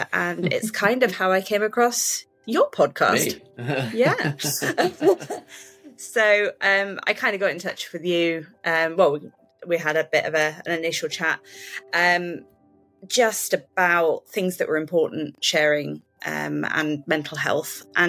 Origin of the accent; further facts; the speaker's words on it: West Midlands, United Kingdom; I'm from the United Kingdom. I'm from a county called Shropshire. I kind of have lived all over the UK, so I'm a bit of a nomad, but this is where my home is